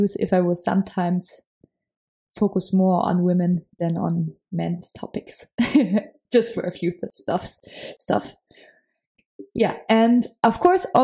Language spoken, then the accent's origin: English; Munich, Bavaria, Germany; accent: German; English is a second language; I'm from Germany. So yeah, if my English sometimes sounds a little bit German, that's the reason why. I come from Munich.